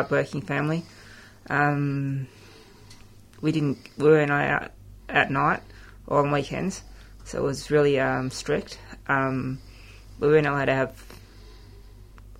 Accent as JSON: {"language": "English", "country": "Australia", "tie": "born or raised there", "said": "I came from a European background. I found it hard at school. I would often be called WOG and stuff, and I identified myself as Australian"}